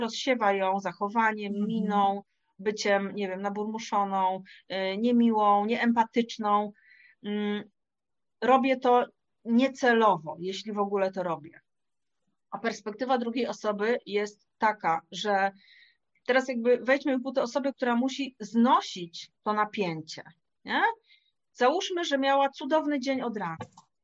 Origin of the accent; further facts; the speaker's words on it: Wrocław, Lower Silesian Voivodeship, Poland; Ja jestem z Wrocławia